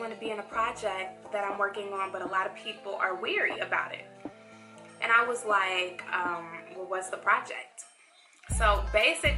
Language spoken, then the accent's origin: English; Chicago, Illinois, United States; now in Atlanta, United States; I'm from Chicago